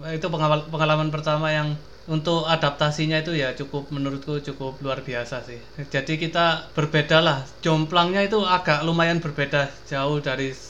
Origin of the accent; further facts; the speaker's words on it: Pasuruan, East Java, Indonesia; meskipun saya dari Pasuruan ya udah bertahun-tahun ternyata setelah saya kuliah itu ya pop culture-nya itu nggak ya jadi nggak nggak ya sekompleks yang saya alami bertahun-tahun di Pasuruan